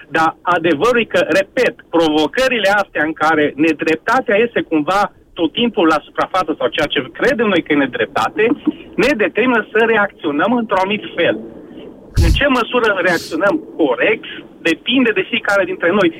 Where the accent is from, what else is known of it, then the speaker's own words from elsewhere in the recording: Oradea, Bihor County, Romania; eu sunt din Oradea